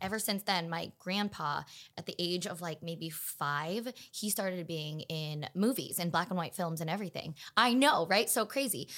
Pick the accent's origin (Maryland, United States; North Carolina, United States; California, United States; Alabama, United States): California, United States; Los Angeles; also born or lived in Pasadena; I am born and raised in Los Angeles, California